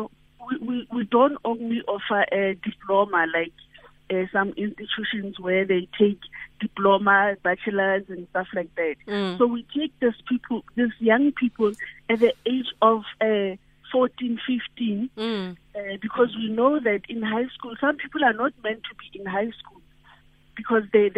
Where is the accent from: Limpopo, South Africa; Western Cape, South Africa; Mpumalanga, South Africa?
Limpopo, South Africa; I'm from Limpopo, where we have a farm, a very big farm